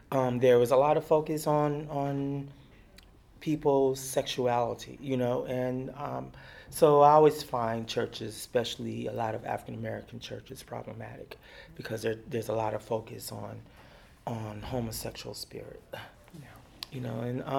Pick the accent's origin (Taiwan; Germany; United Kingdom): Germany; And then also because I grew up in Germany and I grew up in a predominantly white environment